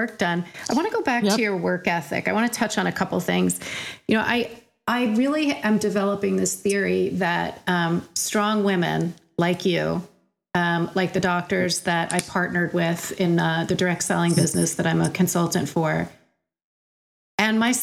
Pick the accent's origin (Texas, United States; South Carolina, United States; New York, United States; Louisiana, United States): New York, United States; I grew up in New York